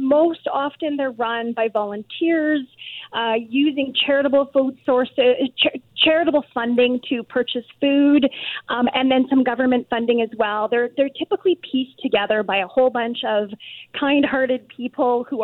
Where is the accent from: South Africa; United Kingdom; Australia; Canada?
Canada; for those of us who've been born and raised in Canada